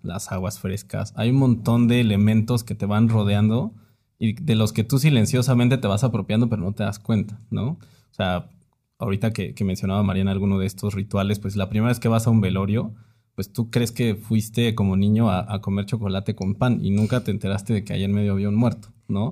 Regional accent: Oaxaca de Juárez, Oaxaca, Mexico; also born or lived in Puebla; now in Mexico City, Mexico; yo también nací en la ciudad de Oaxaca de Juárez. Muy chiquito me tuve que mudar a Puebla por, este, los estudios de mi papá, pero básicamente toda mi infancia fue en Oaxaca

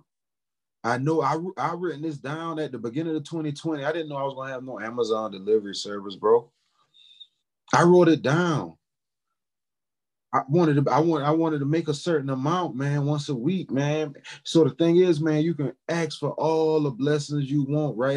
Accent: Charleston, South Carolina, United States; also born or lived in Orangeburg, South Carolina; now in Indianapolis, United States; But I was born in Orangeburg, South Carolina, and I was raised in Charleston.

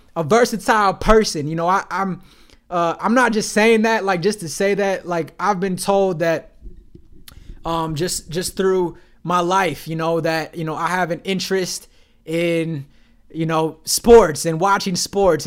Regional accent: Detroit, Michigan, United States; moved away; I'm from the Detroit area

